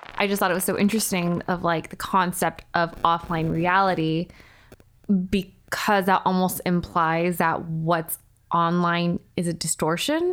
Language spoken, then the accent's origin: English; Irvine, California, United States; moved away as an adult; now in Los Angeles, United States; I did a bulk of, like, my substantial growing up in Irvine